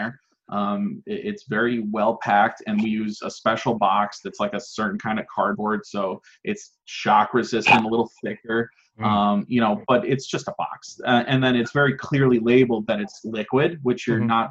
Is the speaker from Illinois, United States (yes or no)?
no; Schenectady, New York, United States; also born or lived in Burnt Hills, New York; I'm from Schenectady, New York. And I moved to Burnt Hills